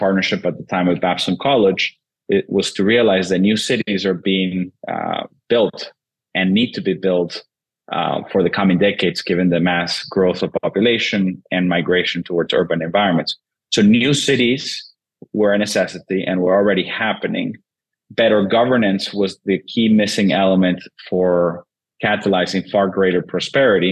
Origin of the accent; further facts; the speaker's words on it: Venezuela; moved away; born and raised in Venezuela originally